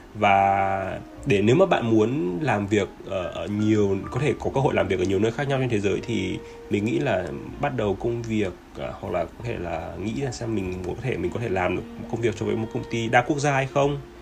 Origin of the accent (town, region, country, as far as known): Vietnam